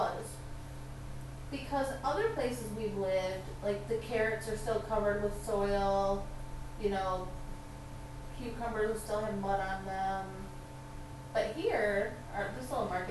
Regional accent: United States; now in China; we're American.

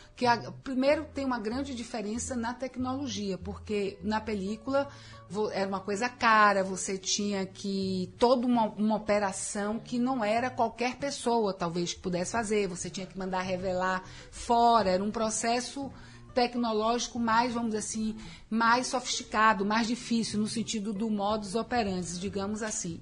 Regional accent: Bahia, Brazil; nascer numa família né, na Bahia é, sou baiana

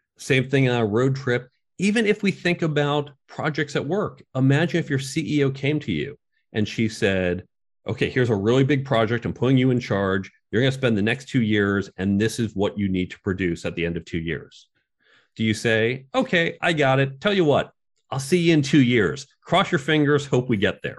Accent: outside of New York, New Jersey, United States; I grew up outside of New York, Chicago, New Jersey.

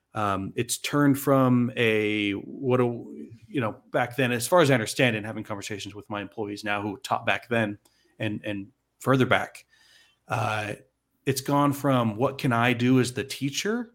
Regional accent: Arizona, United States; I'm from Arizona, but I served a full-time mission in Salt Lake City

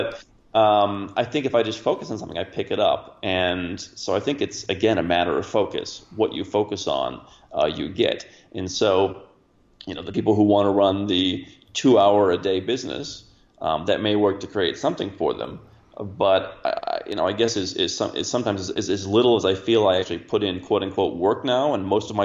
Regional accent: Cleveland, Ohio, United States; moved away; I grew up in Cleveland, Ohio

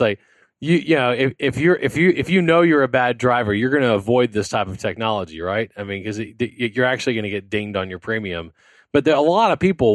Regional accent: South Louisiana, United States; I'm from South Louisiana

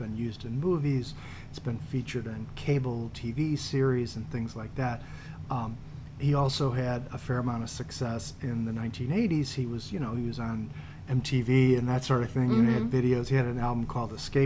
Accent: Chicago, Illinois, United States; as a Chicagoan

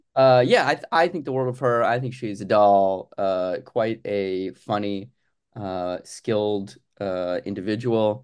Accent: Arizona, United States; moved away as an adult; now in Los Angeles, United States; I am originally from Arizona, uh, and then I'm, I've lived in Los Angeles now for probably about, oh God, eight, ten

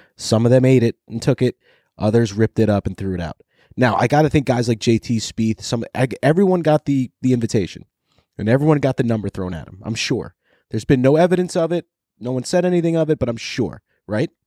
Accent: New York, United States; growing up in New York with Bob Shepherd and the Yankees

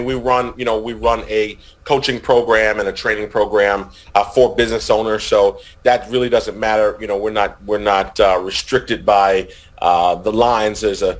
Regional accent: New Jersey, United States; now in Virginia, United States; Full disclosure, Rick, I live in Virginia. I'm from New Jersey.

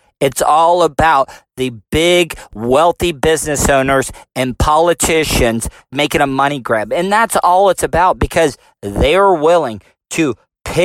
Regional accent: United States; I'm also an American.

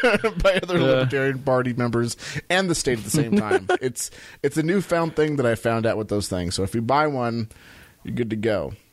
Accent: Southern California, United States; I'm from Southern California.

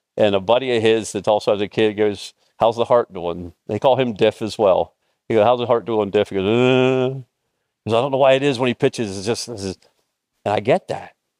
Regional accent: Mifflintown, Pennsylvania, United States; moved away; my hometown, Mifflin Town

